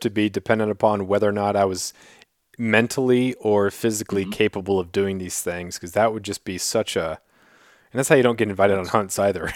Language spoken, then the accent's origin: English; Southeast Alaska, United States; I'm from Southeast Alaska